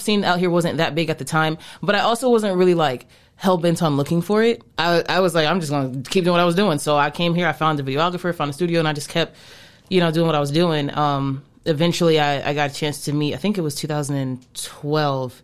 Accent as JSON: {"language": "English", "town": "Atlanta", "region": "Georgia", "country": "United States", "tie": "born or raised there", "also_born_or_lived": "New York", "moved": "yes", "lives_now": "Phoenix, United States", "said": "When I was very, very young, like an infant, we moved to Atlanta. So my whole life, I pretty much was raised in Atlanta"}